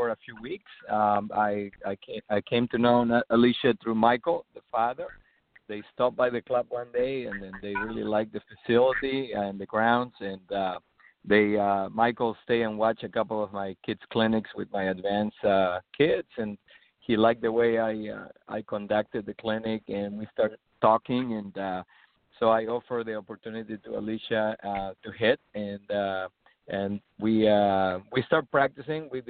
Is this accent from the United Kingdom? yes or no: no; Peru; now in Treasure Coast, Florida, United States; I am originally from Peru